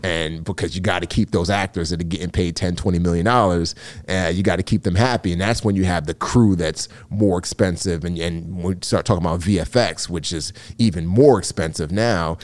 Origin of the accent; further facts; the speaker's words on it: New York City, New York, United States; growing up in the Bronx